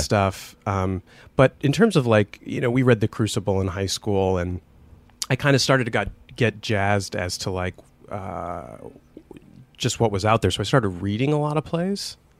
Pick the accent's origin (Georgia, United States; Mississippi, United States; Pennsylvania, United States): Pennsylvania, United States; Scranton; I was growing up in Scranton